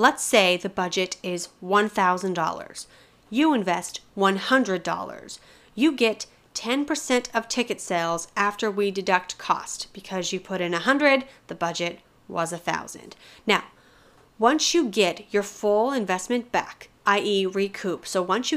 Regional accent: Colorado, United States; I'm from Colorado

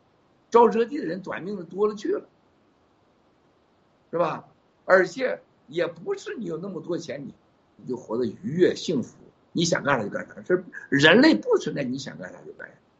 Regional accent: Taiwan; 西藏人现在回来要当西藏人，我们台湾人要当台湾人，大陆人能当大陆人呢？

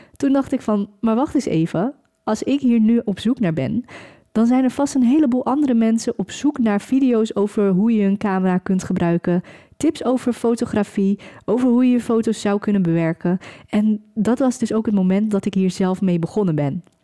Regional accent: Velserbroek, North Holland, Netherlands; Ik kom zelf uit een heel klein dorp, ik kom zelf uit Velsenbroek.

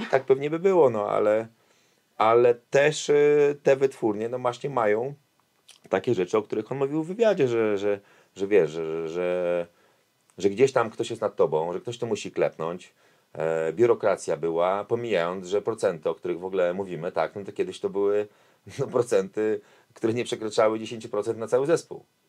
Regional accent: Warsaw, Masovian Voivodeship, Poland; also born or lived in Kraków; a ja, mówię, z Warszawy

